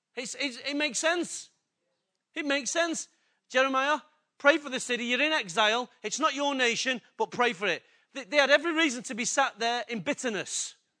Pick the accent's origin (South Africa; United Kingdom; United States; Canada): United Kingdom; England; I'm English and I'm in a Western country